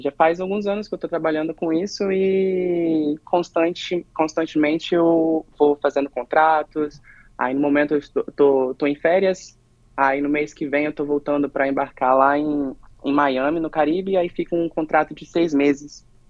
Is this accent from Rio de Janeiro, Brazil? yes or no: no; Ibiraçu, Espírito Santo, Brazil; moved away as an adult; eu sou de Biraçu, Espírito Santo